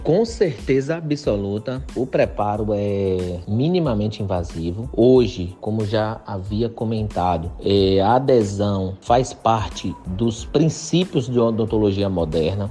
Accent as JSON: {"language": "Portuguese", "region": "interior of Bahia", "country": "Brazil", "also_born_or_lived": "Salvador", "said": "Eu sou do interior da Bahia"}